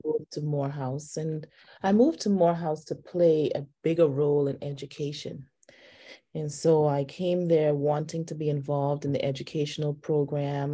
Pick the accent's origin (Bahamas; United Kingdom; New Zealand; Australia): Bahamas; Nassau, New Providence; moved away as an adult; also born or lived in Baltimore / Southern California / Washington, D.C. / Cleveland; now in Atlanta, United States; I grew up in the islands of the Bahamas. I'm originally from Nassau